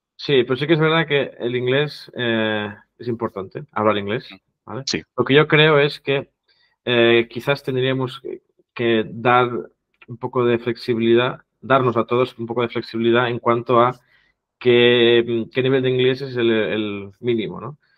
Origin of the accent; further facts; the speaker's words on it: Catalonia, Spain; first language Catalan; Spanish is a second language; mi idioma nativo, digamos, o madre, no sé cómo se podría traducir, es el catalán